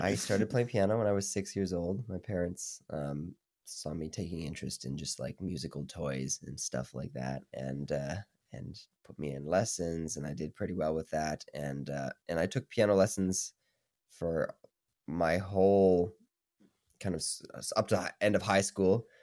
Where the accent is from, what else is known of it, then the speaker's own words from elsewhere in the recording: Saskatoon, Saskatchewan, Canada; moved away as an adult; now in Toronto, Canada; I'm from Saskatoon, so I'm, like, across the country